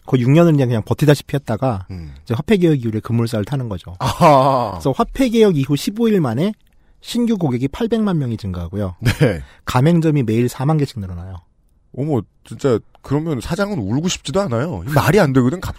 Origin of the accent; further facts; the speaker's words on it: South Korea; 청취자 여러분, 저는 한국 사람입니다.